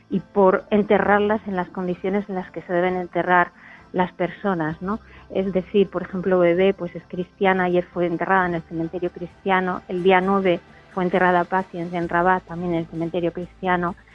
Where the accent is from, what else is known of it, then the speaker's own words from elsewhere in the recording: Spain; yo soy una privilegiada, al fin y al cabo, ¿no? Soy una ciudadana del Estado español.